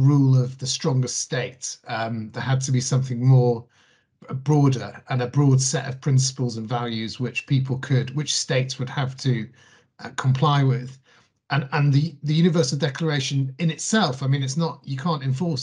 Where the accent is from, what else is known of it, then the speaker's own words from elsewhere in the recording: Manchester, North West England, United Kingdom; I grew up in South Manchester